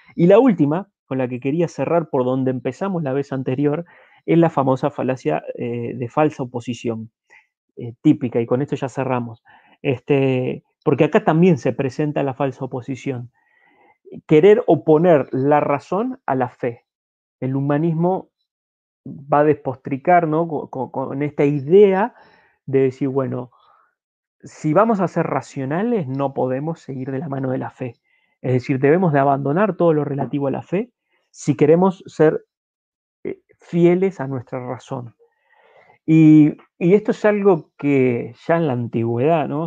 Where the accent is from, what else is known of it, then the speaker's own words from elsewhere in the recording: Uruguay; como uruguayos